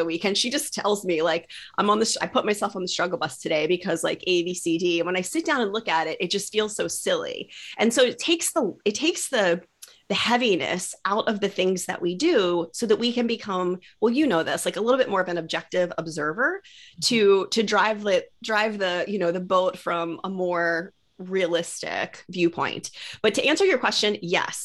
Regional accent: Maryland, United States; I'm moving from Maryland to California, which is chaos. And is like such a dream, because I have wanted to leave Maryland. I grew up here.

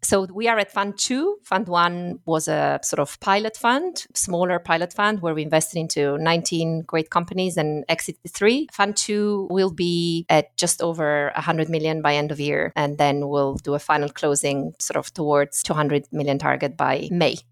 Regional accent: Friuli-Venezia Giulia, Italy; English is a second language; also born or lived in Middle East; now in London, United Kingdom; I grew up in the north of Italy, but in a sort of ethnic minority. So, you know, when you go to school and everything is bilingual, so that's the sort of northeastern

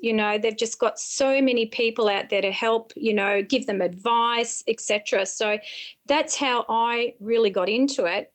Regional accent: Berrigan, New South Wales, Australia; moved away; I'm a country girl. I'm from the Sticks, a little place called Berrigan up near the Murray River

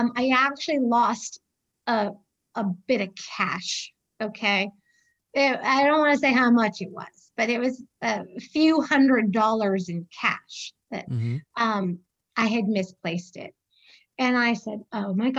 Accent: a small town outside Boston, Massachusetts, United States; also born or lived in Maine; now in Birmingham, United States; I say I grew up in Boston, but it was a smaller town outside of Boston.

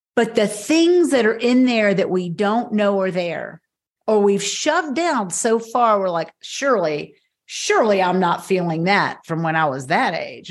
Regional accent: Knoxville, Tennessee, United States; moved away as an adult; also born or lived in South Carolina; I moved back to my hometown of Knoxville, Tennessee

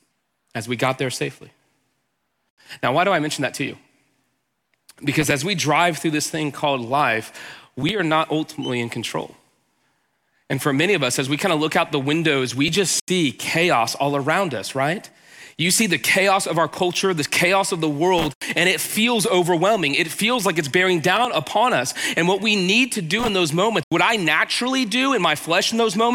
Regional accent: Houston, Texas, United States; I'm from Texas. I grew up in Houston

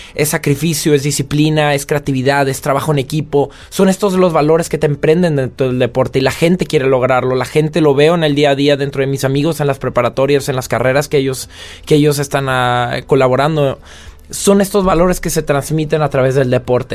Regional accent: Mexico; moved away as an adult; now in France

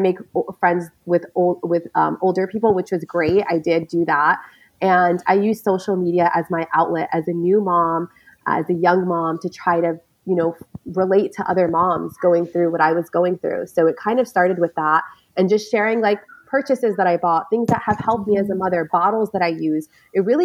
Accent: United States; also born or lived in New York / Michigan; I lived in New York. I was born in New York, lived in Michigan.

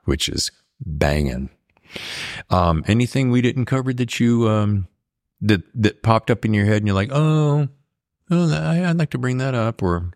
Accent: United States; I grew up in the South and the East

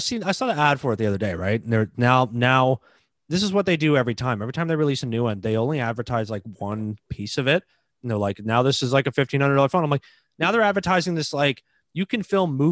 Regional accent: Toronto, Ontario, Canada; I'm from Toronto

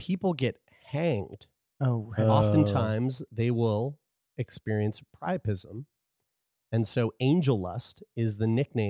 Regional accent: Lower Sackville, Nova Scotia, Canada; I'm from Lower Sackville, and this is like this was a pastime when I was growing up.

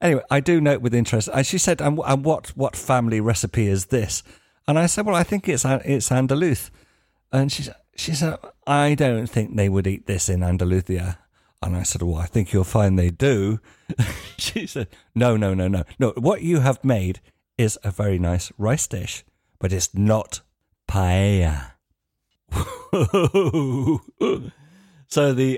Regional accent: United Kingdom; moved away as an adult; now in Spain; being British

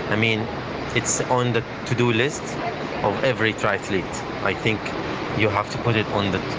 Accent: Saudi Arabia; I am uh, 47 years old and I am from Saudi Arabia.

